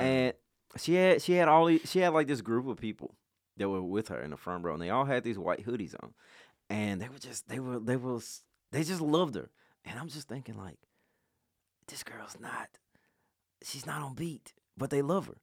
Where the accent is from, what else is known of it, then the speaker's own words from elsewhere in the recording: Memphis, Tennessee, United States; I grew up in Westwood